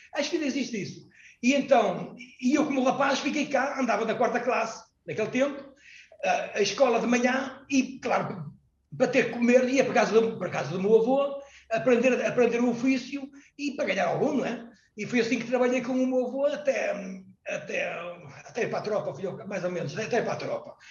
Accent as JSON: {"language": "Portuguese", "country": "Portugal", "said": "eu era português, eu sou português"}